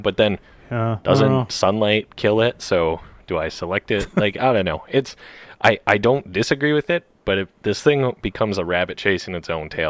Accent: Canada; I'm very Canadian.

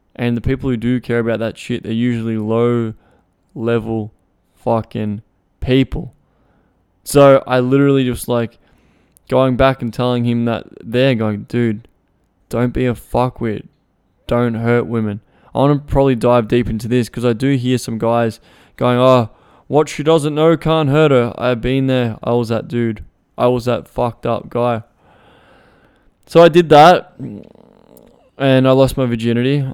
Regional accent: Melbourne, Victoria, Australia; I was from Melbourne, I was, I went all the way to Melton.

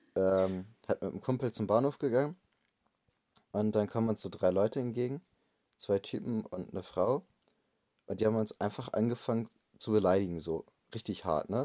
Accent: Bremen, Germany; ich komme aus Bremen.

